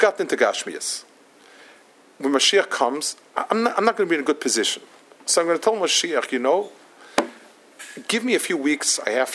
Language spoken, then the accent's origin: English; New York, United States; also born or lived in Israel; I come from Manhattan.